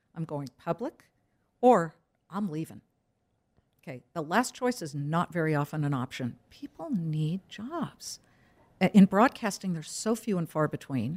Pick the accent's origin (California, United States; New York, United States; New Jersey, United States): California, United States; I'm too Californian